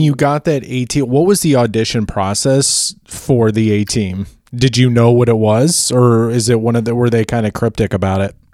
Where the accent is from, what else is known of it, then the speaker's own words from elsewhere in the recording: Naperville, Illinois, United States; moved away; also born or lived in Los Angeles; I'm originally from Naperville